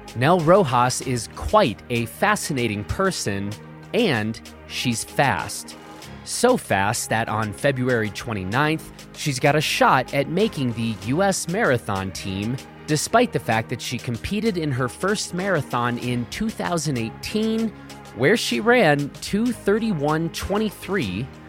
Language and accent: English; Chicago, Illinois, United States; moved away; I'm originally from Chicago